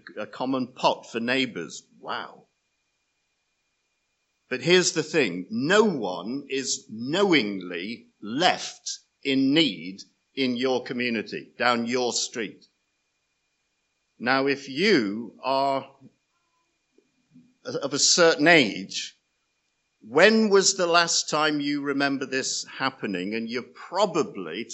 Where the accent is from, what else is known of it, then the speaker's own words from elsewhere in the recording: Nottingham, East Midlands, United Kingdom; I'm from Nottingham